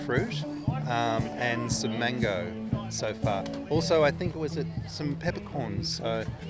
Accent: Sydney, New South Wales, Australia; we're from Sydney, so it's a rare time we'd be here twice in a month.

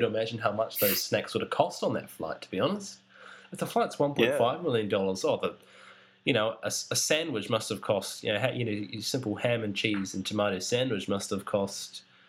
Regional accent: New Zealand; I'm just a New Zealander

